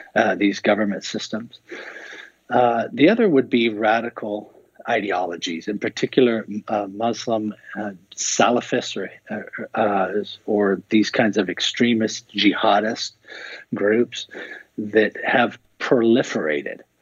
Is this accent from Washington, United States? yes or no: yes; Seattle, Washington, United States; I grew up in Seattle